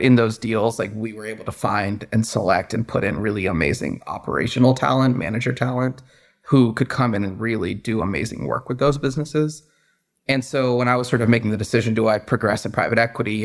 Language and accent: English; Redmond, Washington, United States; moved away as an adult; also born or lived in Boston / New York City; I grew up in the Seattle area, in the suburbs in Redmond